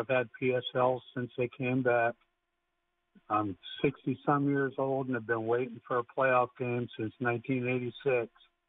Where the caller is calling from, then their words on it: Harrisburg, Pennsylvania, United States; How the hell are you? I'm calling from Harrisburg, Pennsylvania.